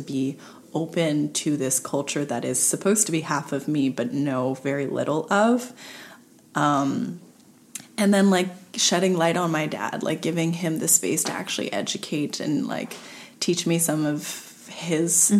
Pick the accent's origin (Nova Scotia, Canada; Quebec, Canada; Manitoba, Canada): Quebec, Canada; Montreal; I was born and raised in suburbs West Island